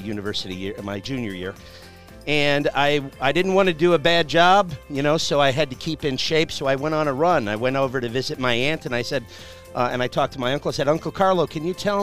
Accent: Chicago, Illinois, United States; I'm from Chicago.

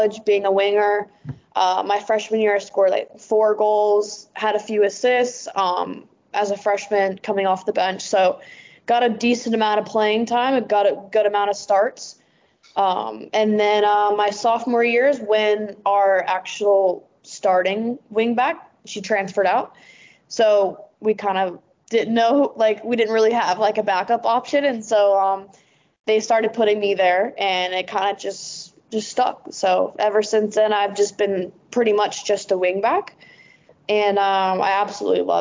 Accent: North Texas, United States; moved away as an adult; also born or lived in Oklahoma; now in Wellington, New Zealand; growing up in North Texas specifically, I played for FC Dallas my like entire life

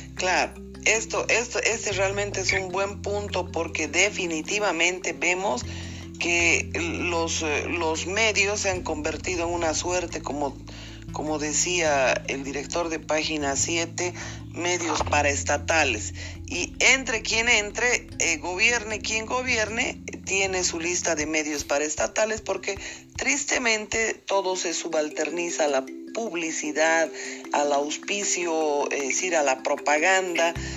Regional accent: Bolivia; como boliviana

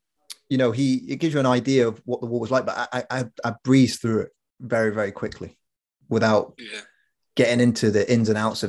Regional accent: Corby, East Midlands, United Kingdom; We grew up in Corby, where you kind of had to have a thick skin.

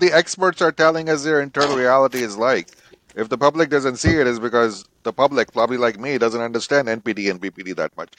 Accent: India; I grew up in India

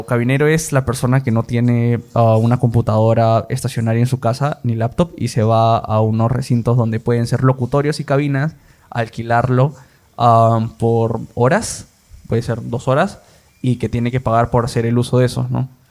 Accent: Lima, Peru; also born or lived in Iquitos / Peru–Colombia–Brazil tri-border area; Yo soy de Lima, he nacido acá, pero he vivido un año en Iquitos y cuatro años en frontera, en la trifrontera Perú, Colombia y Brasil. Ahí he estado desde tercero y primaria hasta primero y secundaria.

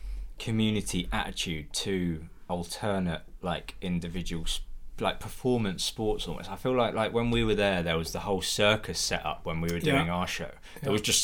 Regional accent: Farncombe, South East England, United Kingdom; where I grew up in Farncombe

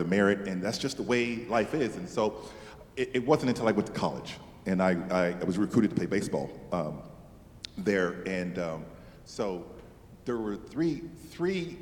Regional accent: Seattle, Washington, United States; I grew up in Seattle, Washington

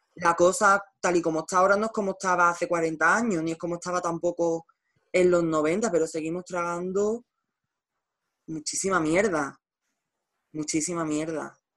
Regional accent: Nerva, Andalusia, Spain; estoy en Nerva, en mi pueblo

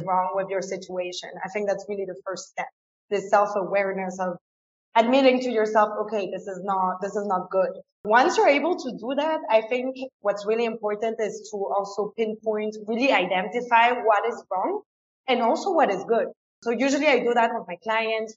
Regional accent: France; first language French and German; English is a second language; moved away as an adult; also born or lived in England; now in Ecuador; I was born and raised in France, but I went to a German school. So I grew up with both languages.

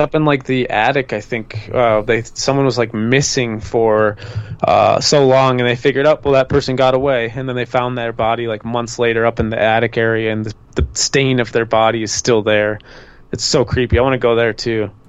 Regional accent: Minnesota, United States; I grew up in Minnesota.

